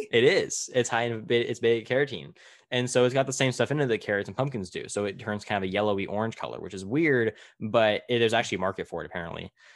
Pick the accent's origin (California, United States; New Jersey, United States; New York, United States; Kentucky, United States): California, United States; Tulare; in my hometown of Tulare, which is about an hour south of where I'm at right now, in smack dab middle of California